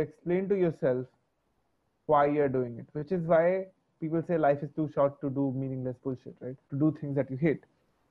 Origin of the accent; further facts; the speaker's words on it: Orissa, Odisha, India; also born or lived in Bangalore; I'm from Orissa